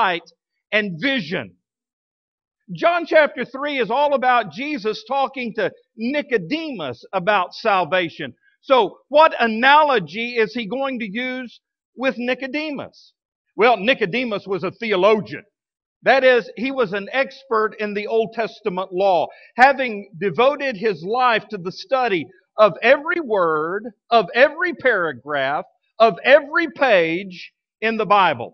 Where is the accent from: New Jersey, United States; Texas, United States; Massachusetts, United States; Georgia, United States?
Texas, United States; Midland; now in Fort Smith, United States; I grew up out there in outside of Midland in West Texas